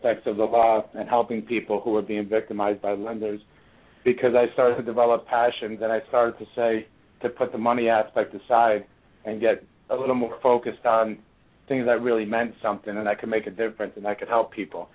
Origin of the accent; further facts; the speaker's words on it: New York, United States; moved away as an adult; also born or lived in Boston / South Florida; I'm from New York. I grew up just outside of the city